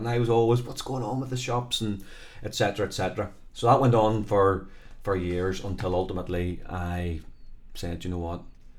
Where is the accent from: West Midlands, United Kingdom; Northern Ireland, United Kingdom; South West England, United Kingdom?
Northern Ireland, United Kingdom; Belfast; But I'm actually from South Belfast, right, so we are very blessed.